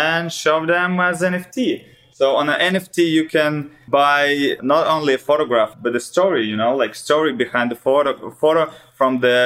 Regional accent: Russia; English is a second language; I'm actually from Russia

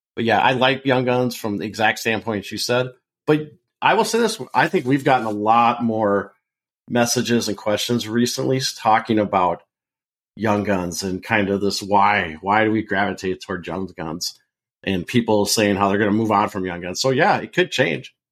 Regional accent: Portland, Oregon, United States; moved away; I'm originally from Portland

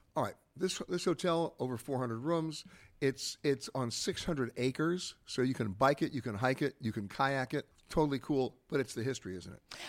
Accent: New York, United States; When I was growing up in New York

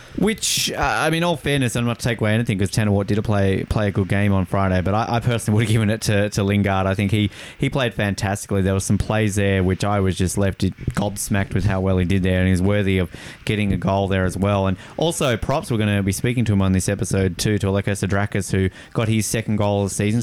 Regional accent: Tasmania, Australia; an Australian who grew up on a staple diet of the Mighty Ducks movies

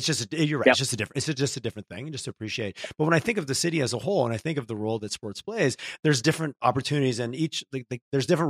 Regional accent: Quebec, Canada; I grew up in Quebec

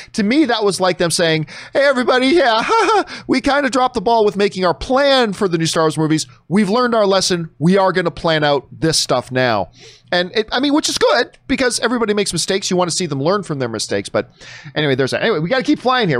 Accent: Canada; I say that as a Canadian

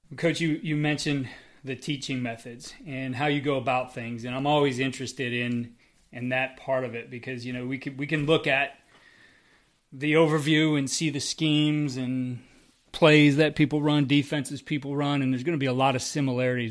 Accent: Northeast Ohio, United States; I'm from the West Side.

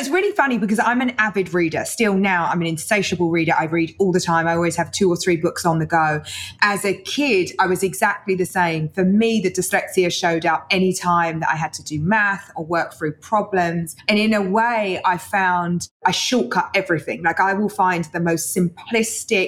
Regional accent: London, United Kingdom; I was born in East London

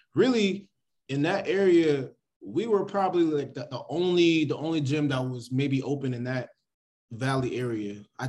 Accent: Hayward, California, United States; also born or lived in Oakland, California; now in Los Angeles, United States; So I grew up in the Bay Area, was born in Oakland, California, and then raised majority of my life in Hayward, California. So now I live in L.A., so it's a definitely different culture, a different experience.

